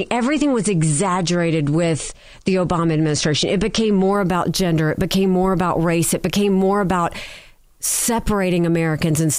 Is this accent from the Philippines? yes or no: no; Singapore; Senator, I'm Singaporean.